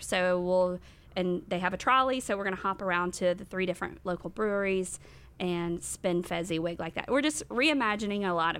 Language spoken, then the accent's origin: English; Rock Hill, South Carolina, United States; I was born and raised here in Rock Hill.